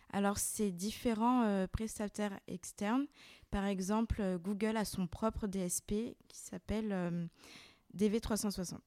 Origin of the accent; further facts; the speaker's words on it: Lyon, Auvergne-Rhône-Alpes, France; Je suis née et j'ai grandi à Lyon